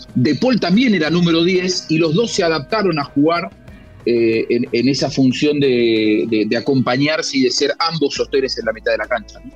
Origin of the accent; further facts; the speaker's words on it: Argentina; soy argentino